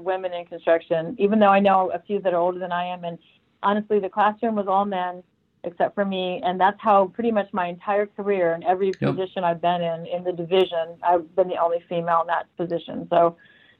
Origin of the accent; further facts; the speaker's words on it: Arizona, United States; also born or lived in Minnesota; Well, I was born in Minnesota, and I left at a very young age for Arizona because my father is in construction.